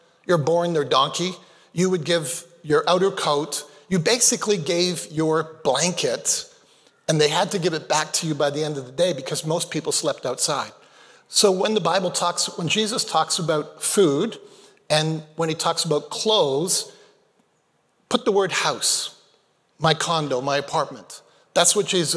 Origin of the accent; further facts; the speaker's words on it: Canada; also born or lived in Malawi; I was born in Canada. When I was 2 months of age, my parents moved back to Malawi, Africa, where they met. I never did become a Malawian by citizenship, but I lived there and came back to Canada when I was 5.